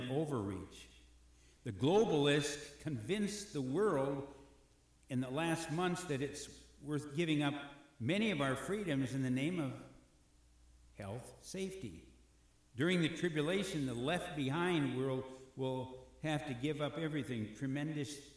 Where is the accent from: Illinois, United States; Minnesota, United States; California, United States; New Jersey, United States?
Minnesota, United States; Robbinsdale; Robbinsdale's my hometown